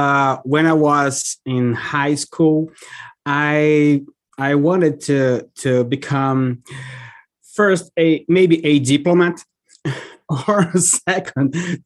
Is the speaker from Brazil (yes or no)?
yes; Fortaleza, Ceará, Brazil; moved away as an adult; also born or lived in Salvador, Brazil / Missouri, United States / Belo Horizonte, Brazil / São Luís, Brazil; now in East Lansing, United States; I'm from Fortaleza in Brazil, but I also lived in Salvador, Missouri, Belo Horizonte, São Luís in Brazil, and Curitiba. And now I am in East Lansing, Michigan